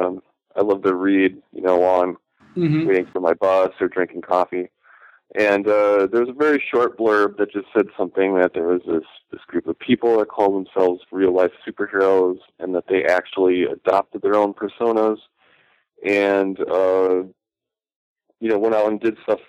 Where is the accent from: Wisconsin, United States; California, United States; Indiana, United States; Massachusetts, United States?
Wisconsin, United States; Port Washington; also born or lived in Milwaukee, Wisconsin / West Bend, Wisconsin; raised mostly in the suburb of Port Washington